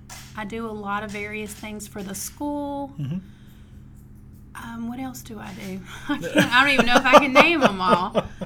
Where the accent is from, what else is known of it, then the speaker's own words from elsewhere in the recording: Mobile, Alabama, United States; moved away as an adult; also born or lived in Gulf Shores / Orange Beach area, Alabama; So I'm originally from Mobile. And I moved down here in 98